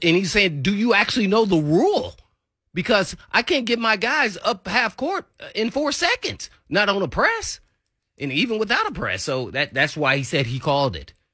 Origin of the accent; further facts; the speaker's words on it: Indiana, United States; I'm from Indiana